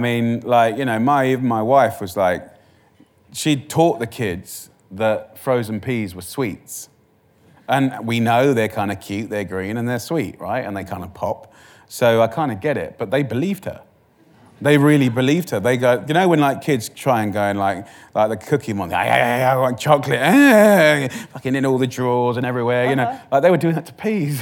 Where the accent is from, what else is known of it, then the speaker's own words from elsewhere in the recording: Essex, East of England, United Kingdom; I'm from Essex